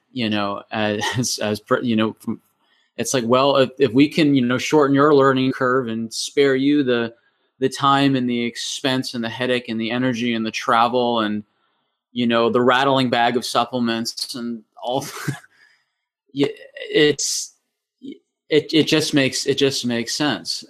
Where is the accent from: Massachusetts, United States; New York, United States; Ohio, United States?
Massachusetts, United States; moved away as an adult; now in New Zealand; originally, I was born in, uh, Massachusetts in New England